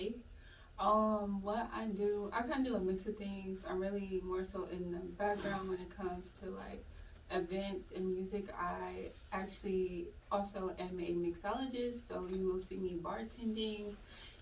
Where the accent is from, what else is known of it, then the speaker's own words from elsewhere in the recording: Michigan, United States; moved away as an adult; also born or lived in Indiana; now in Atlanta, United States; I'm originally from Michigan, but I lived in Indiana for, like, at least a good 10 years